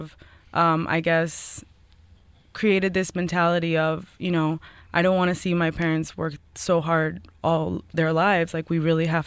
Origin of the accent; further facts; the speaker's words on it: East Hampton, New York, United States; also born or lived in Colombia; We moved here when I was 7 years old, and out of all places, we moved to East Hampton